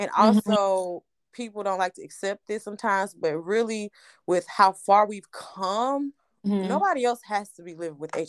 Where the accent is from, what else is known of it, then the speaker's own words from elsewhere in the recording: Atlanta, Georgia, United States; I'm from Atlanta, Georgia